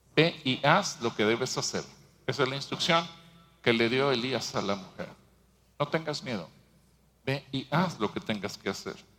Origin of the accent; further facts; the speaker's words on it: Mexico